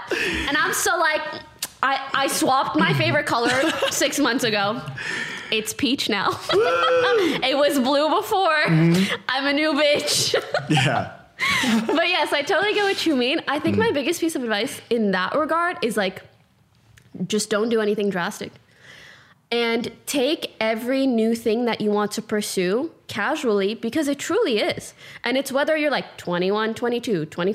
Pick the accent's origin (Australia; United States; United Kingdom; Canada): Canada; I'm Canadian